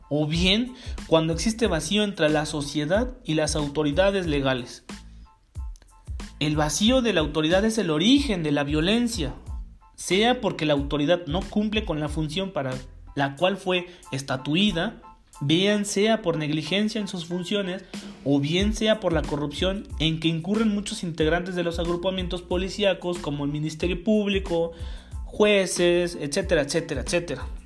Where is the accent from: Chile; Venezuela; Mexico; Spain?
Mexico; Los usos y costumbres por lo menos en México, en mi país, no incluyen el linchamiento como forma de penalización